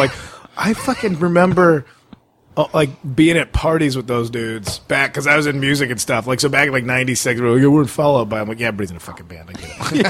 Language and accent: English; Addison, Illinois, United States; had a condo in my hometown